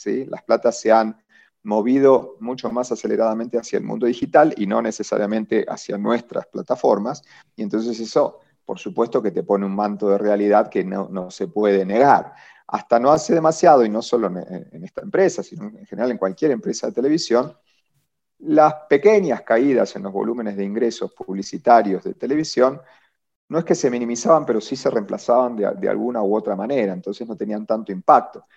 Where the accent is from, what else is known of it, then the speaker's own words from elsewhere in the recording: Argentina; moved away as an adult; now in Colombia; yo soy argentino, ¿sí? estuve 20 años trabajando en, en, el grupo de medios más grande de Argentina